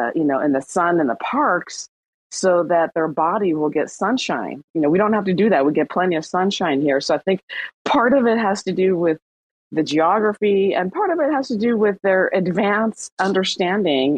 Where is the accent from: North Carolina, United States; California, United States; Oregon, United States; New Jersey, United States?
California, United States; Southern; also born or lived in Iran / Hawaii; I grew up in Southern California